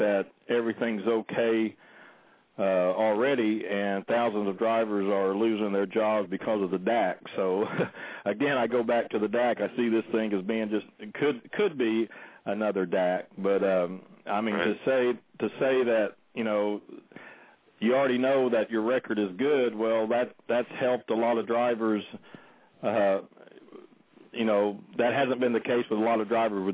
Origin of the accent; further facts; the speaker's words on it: Oklahoma, United States; moved away; my home state of Oklahoma